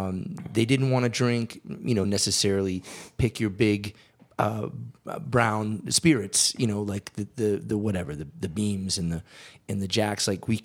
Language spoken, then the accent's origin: English; Massachusetts, United States; moved away as an adult; growing up in Massachusetts, you had Sam Adams, you had Harpoon, you had some beers out of Vermont that were starting to kill. It wasn't until I came out here, 2003